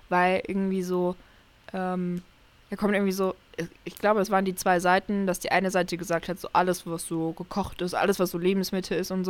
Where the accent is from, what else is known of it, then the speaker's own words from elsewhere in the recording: Saxony-Anhalt, Germany; now in Lemgo, Germany; ich bin ja aus Sachsen-Anhalt dann nach NRW gezogen, also nach Lemgo.